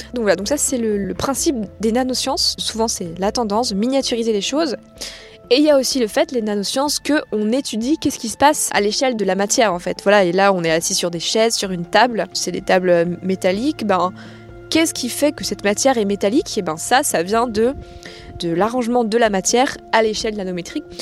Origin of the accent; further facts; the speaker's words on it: Plougastel-Daoulas, Brittany, France; moved away as an adult; also born or lived in Paris / Grenoble; now in Paris area, France; Je viens donc euh, de Pougassel, donc j'y ai toujours vécu jusqu'à ce que je parte euh, après mon bac